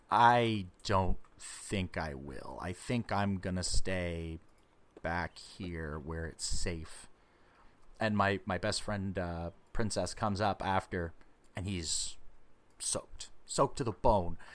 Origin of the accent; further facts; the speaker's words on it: Ottawa, Ontario, Canada; well basically the same distance from where we're from Ottawa.